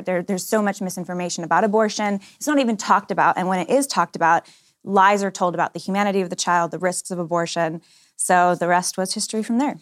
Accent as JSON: {"language": "English", "area": "Bay Area", "region": "California", "country": "United States", "said": "I'm from the Bay Area, California, one of eight kids"}